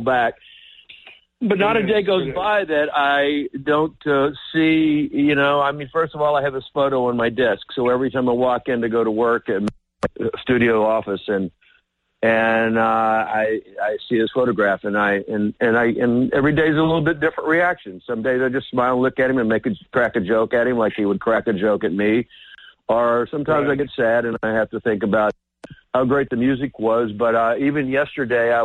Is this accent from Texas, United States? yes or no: yes; Texas, United States; I come from Texas, where there's another type of way of doing it a little bit